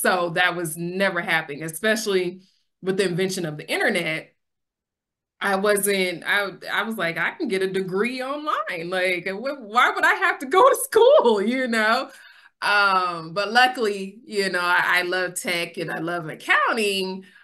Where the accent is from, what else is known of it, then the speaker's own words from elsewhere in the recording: Sacramento, California, United States; I'm born and raised in Sacramento